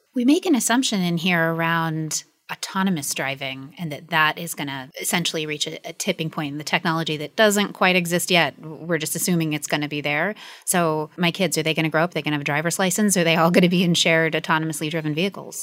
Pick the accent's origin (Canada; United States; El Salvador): United States; accent: American; you can hear from my accent. I'm American.